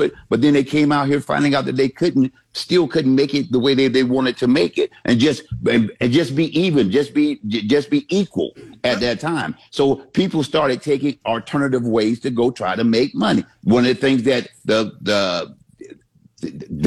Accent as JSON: {"language": "English", "region": "Central Florida", "country": "United States", "tie": "born or raised there", "said": "I grew up in Central Florida."}